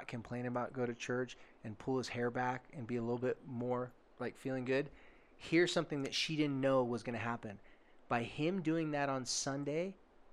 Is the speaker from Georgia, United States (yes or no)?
no; Oceanside, California, United States; I told them I was from Carlsbad/Oceanside, California.